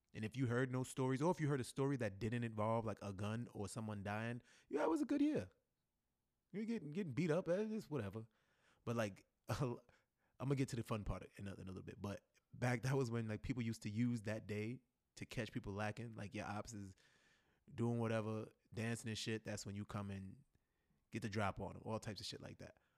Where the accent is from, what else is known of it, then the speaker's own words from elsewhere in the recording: New York City, New York, United States; moved away as an adult; now in Florida, United States; Growing up in New York City